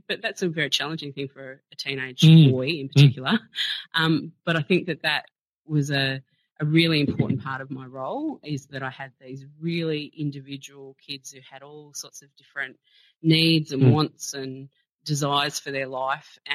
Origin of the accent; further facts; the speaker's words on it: South Gippsland, country Victoria, Australia; I grew up in country Victoria, so I'm from South Gippsland.